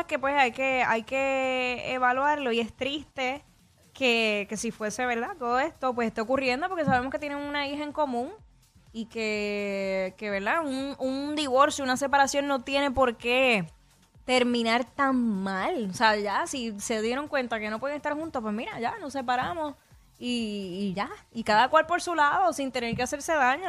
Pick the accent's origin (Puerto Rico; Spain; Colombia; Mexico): Puerto Rico; a nosotros los boricuas se nos pega el acento en tres segundos